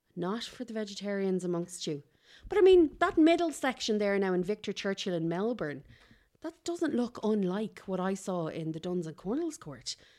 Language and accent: English; Kildare, Leinster, Ireland; I'm from Kildare